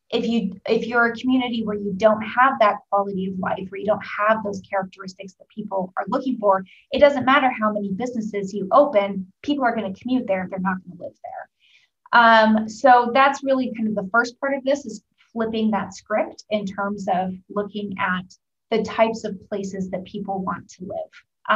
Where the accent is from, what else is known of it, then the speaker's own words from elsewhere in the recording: Oregon, United States; now in Indiana, United States; So for example, I'm from Oregon, and I've lived all over the country. I moved to the Midwest. I moved to Indiana because of my job.